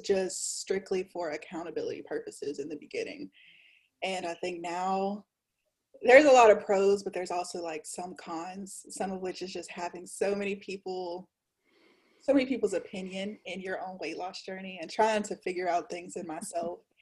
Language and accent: English; Louisiana, United States; I'm from Louisiana, a small town in Louisiana